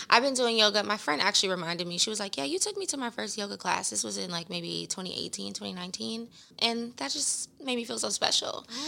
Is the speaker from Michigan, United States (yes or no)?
no; Los Angeles, California, United States; also born or lived in Inglewood; 'cause it's my hometown